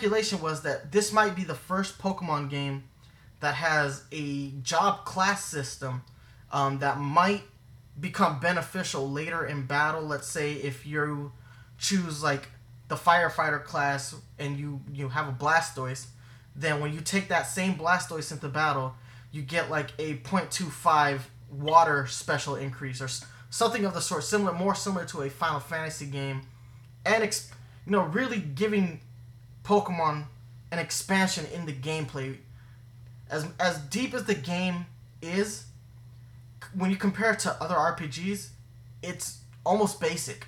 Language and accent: English; New York, United States; being a New Yorker